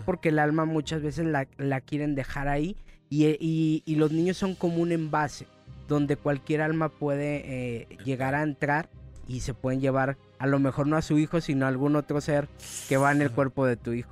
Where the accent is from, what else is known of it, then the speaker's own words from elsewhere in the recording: Mexico; la cultura de, nosotros como mexicanos